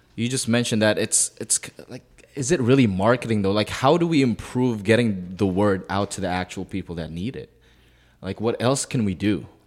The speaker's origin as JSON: {"language": "English", "country": "Canada", "also_born_or_lived": "Philippines", "said": "I'm, I'm Canadian"}